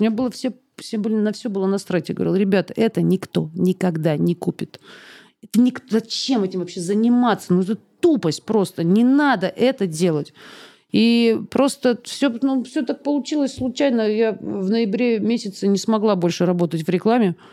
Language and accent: Russian; Barnaul, Altai Krai, Russia; now in Moscow, Russia; тебе же возвращаться в Барнаул еще